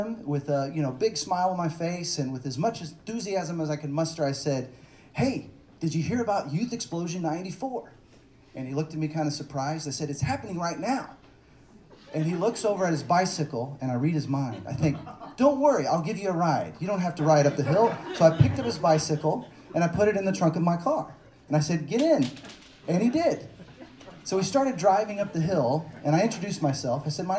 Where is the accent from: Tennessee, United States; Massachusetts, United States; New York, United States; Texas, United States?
Texas, United States; Dallas; moved away as an adult; also born or lived in Seattle / Los Angeles; I grew up in the Bible part, belt part of Texas. That's not like Austin, right? And my experience growing up in Dallas